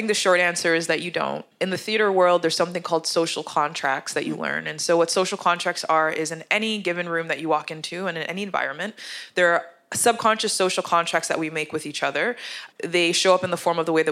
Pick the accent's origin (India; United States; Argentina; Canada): Canada; accent: English accent; also born or lived in Uganda; a black Canadian with Jamaican parents